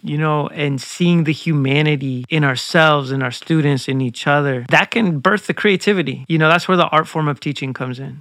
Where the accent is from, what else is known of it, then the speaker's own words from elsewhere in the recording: Zigzag, Oregon, United States; I grew up right outside Portland, zigzag